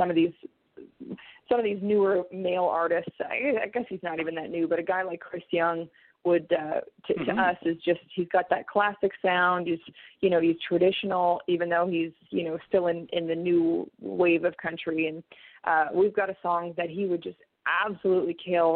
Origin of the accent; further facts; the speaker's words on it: Fort McMurray, Alberta, Canada; what I consider my hometown